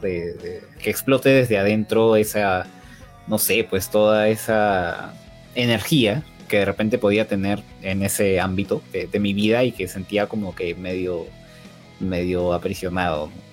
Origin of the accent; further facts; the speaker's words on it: Lima, Peru; yo soy de Perú